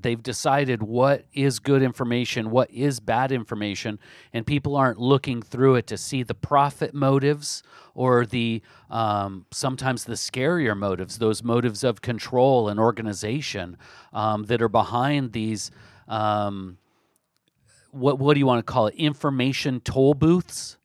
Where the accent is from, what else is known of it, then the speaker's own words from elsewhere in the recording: Olympia, Washington, United States; my hometown, Olympia, Washington